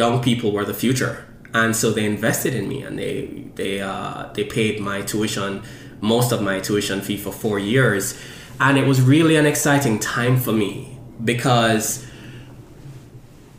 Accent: Jamaica; now in Philadelphia, United States; I was born in Jamaica, and most of my childhood was spent with my two siblings

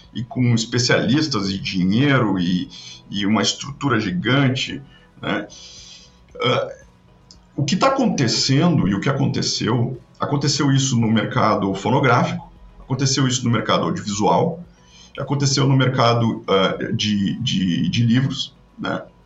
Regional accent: Rio Grande do Sul, Brazil; also born or lived in Porto Alegre; eu sou gaúcho, moro em, em Porto Alegre

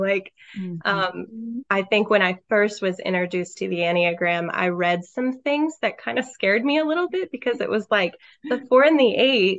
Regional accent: St. Louis, Missouri, United States; moved away as an adult; now in South Carolina, United States; I grew up in the St. Louis, Missouri area and moved to South Carolina 10 years ago with my husband, Travis

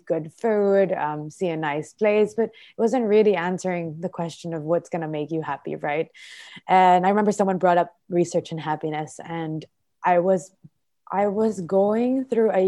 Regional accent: Philippines; also born or lived in Australia; I was born here, raised here, and I'm a Filipina

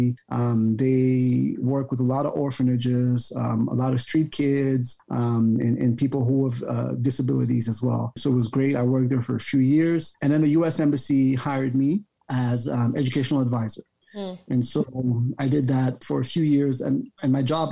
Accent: Cameroon; also born or lived in Yaoundé, Cameroon / Bamenda, Cameroon / Ohio, United States; I was born and raised here in Cameroon, primary school in Yaoundé, secondary school in Bamenda

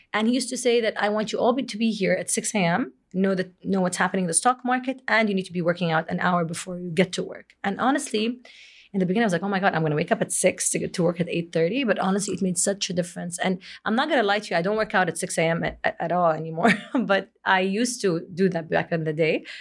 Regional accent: Jeddah, Makkah Province, Saudi Arabia; moved away as an adult; also born or lived in Kuwait / Boston; in February, I moved back to Jeddah from Kuwait after being there for almost six years

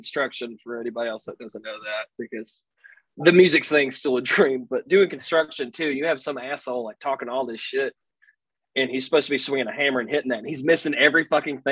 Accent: the South, United States; accent: really southern; being born in the South

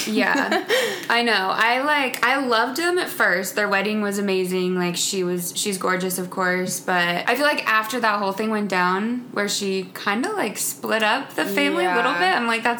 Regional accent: Indiana, United States; moved away as an adult; also born or lived in Michigan; now in Los Angeles, United States; I grew up in Indiana. I moved out here about 2.5 years ago, out to LA. So I spent most of my life in the Midwest. I went to college in Michigan, so I'm fairly new to the West Coast

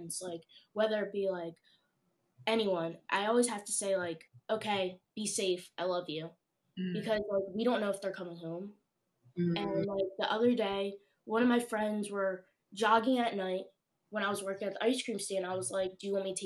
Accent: Pine Hill, New Jersey, United States; I'm a senior at Overbrook. I grew up in Pine Hill

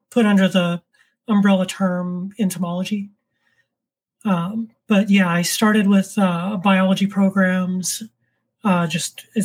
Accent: Orlando, Florida, United States; now in New York State, United States; I'm originally from Florida

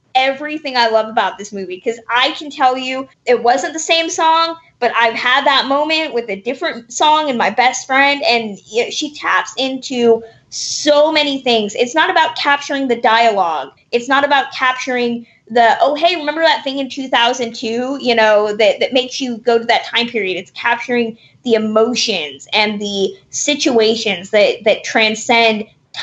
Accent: Sacramento, California, United States; growing up in Sacramento and wanting to believe that life is happening somewhere else. I still feel that, and I still live there

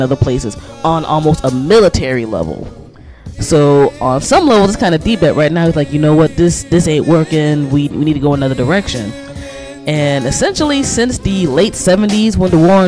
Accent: Prince George's County, Maryland, United States; growing up in the Prince George's County of the 1980s and 1990s

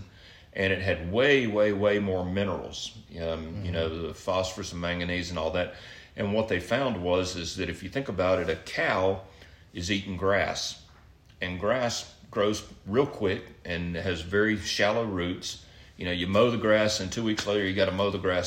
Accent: Mobile, Alabama, United States; moved away; I grew up on the Gulf Coast down in Mobile

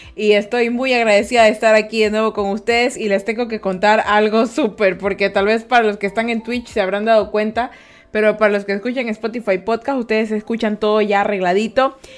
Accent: Guayaquil, Guayas, Ecuador; yo soy guayaquileña

